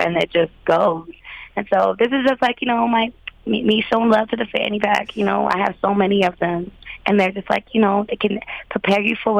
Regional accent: Ohio, United States; now in Minneapolis, United States; So I say I'm from Ohio, but honestly, Minneapolis is a place that I've lived for the longest I've ever lived anywhere.

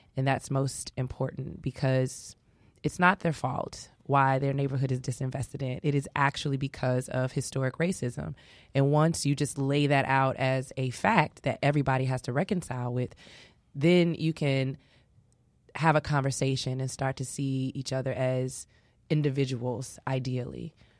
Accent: Chicago, Illinois, United States; I grew up in Inglewood

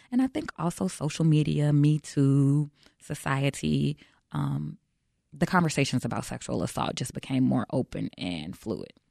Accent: Chicago, Illinois, United States; I'm born and raised in Chicago

